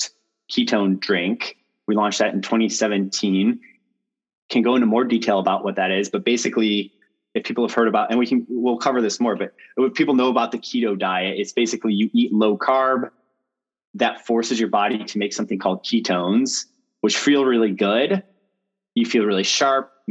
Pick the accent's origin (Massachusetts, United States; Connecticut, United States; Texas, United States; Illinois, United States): Illinois, United States; Chicago; moved away as an adult; also born or lived in Stanford, California; I am from Chicago originally.